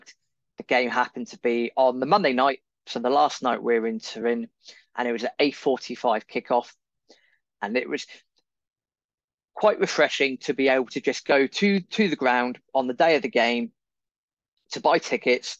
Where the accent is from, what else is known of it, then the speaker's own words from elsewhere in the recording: England, United Kingdom; we don't speak very good Italian, we're English